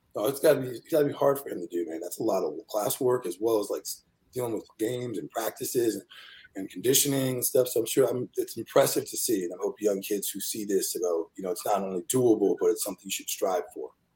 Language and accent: English; Rockville, Maryland, United States; I grew up in Rockville, Maryland